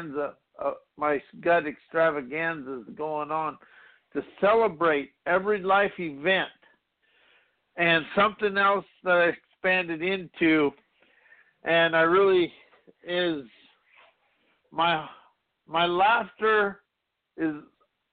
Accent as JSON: {"language": "English", "region": "South Dakota", "country": "United States", "tie": "born or raised there", "said": "growing up in South Dakota"}